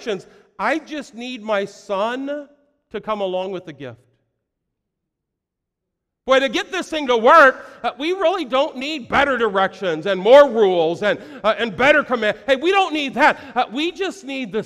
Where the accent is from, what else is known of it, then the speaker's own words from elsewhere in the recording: United States; I was born in America